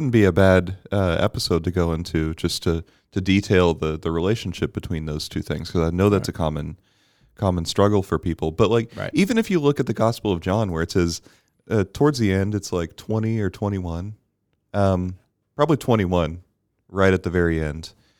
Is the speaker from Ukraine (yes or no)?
no; Bermuda; Because I grew up in Bermuda and we didn't have this category.